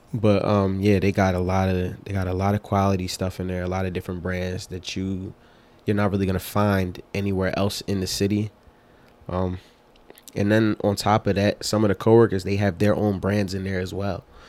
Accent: Philadelphia, Pennsylvania, United States; I'm from North Philly

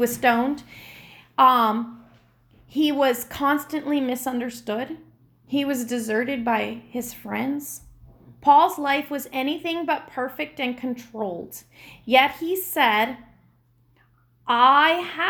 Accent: United States; I'm American

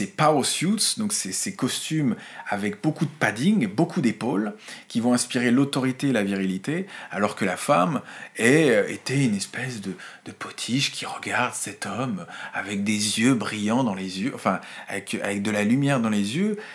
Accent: France; chez nous en France

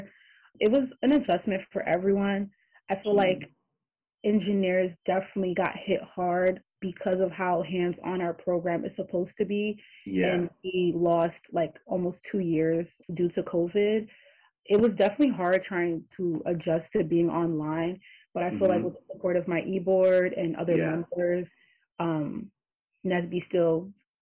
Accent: New York City, New York, United States; moved away as an adult; now in Buffalo, United States; I'm originally from Brooklyn, New York

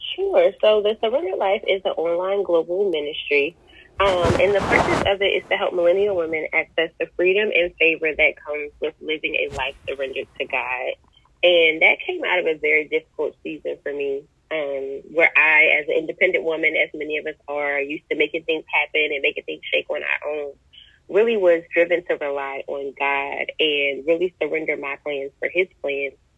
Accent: Chester, Pennsylvania, United States; also born or lived in Delaware; now in Charlotte, United States; I am originally from Chester, Pennsylvania. Spent half my childhood in Delaware and relocated to Charlotte last year

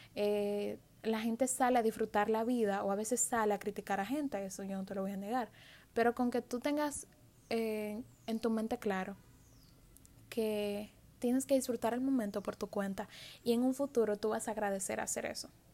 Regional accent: Dominican Republic; en mi país

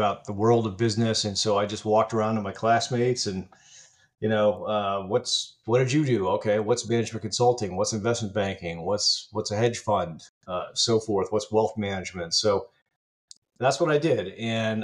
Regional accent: Virginia, United States; I grew up in Virginia

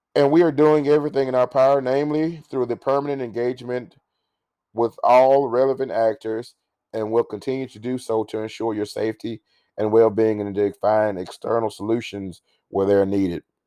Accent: United States; We as an American people

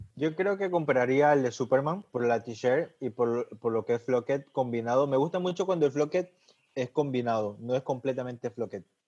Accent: Ecuador; Yo obviamente nací en Ecuador

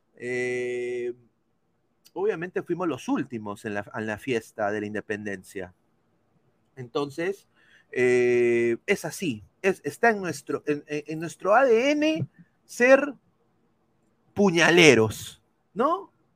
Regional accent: Peru; moved away; yo soy peruano

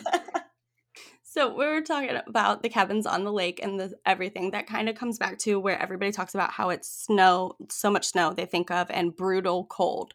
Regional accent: Indiana, United States; moved away; also born or lived in North Carolina / Hawaii; I grew up in Indiana

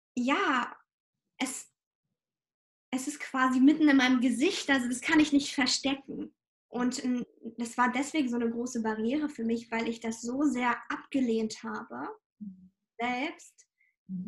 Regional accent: Ukraine; moved away; ich komme ursprünglich aus der Ukraine

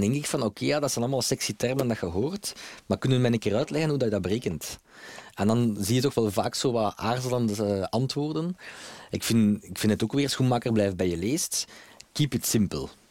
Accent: Belgium; Wij als Belgen

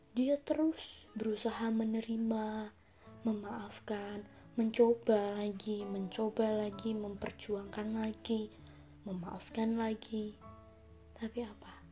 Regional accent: Semarang, Central Java, Indonesia; Asal aku dari Semarang

